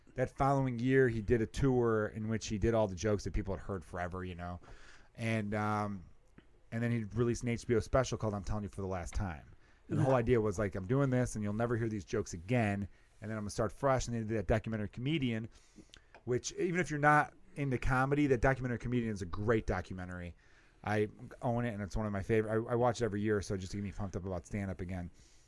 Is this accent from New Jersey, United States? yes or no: yes; New Jersey, United States; I'm from Jersey.